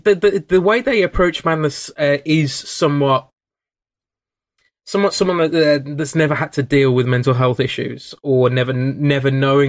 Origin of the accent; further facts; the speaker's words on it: England, United Kingdom; as English people